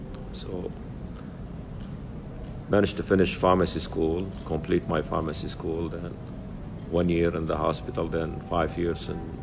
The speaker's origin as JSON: {"language": "English", "town": "Baghdad", "region": "Baghdad Governorate", "country": "Iraq", "tie": "born or raised there", "also_born_or_lived": "northern Iraq", "said": "our village was burned in 1961, so eventually we moved until we reached Baghdad. Then there I started elementary school until graduated from University of Baghdad."}